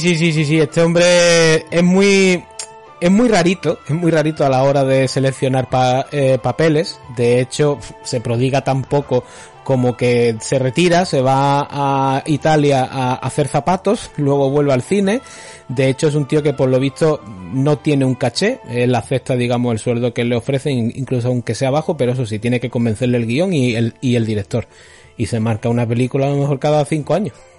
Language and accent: Spanish; Málaga, Andalusia, Spain; nos criamos en el Five Point de, Málaga